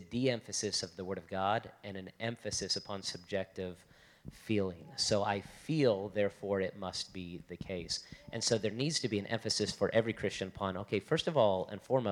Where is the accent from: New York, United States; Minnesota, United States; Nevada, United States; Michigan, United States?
Nevada, United States; Las Vegas; also born or lived in Florida; I'm from Las Vegas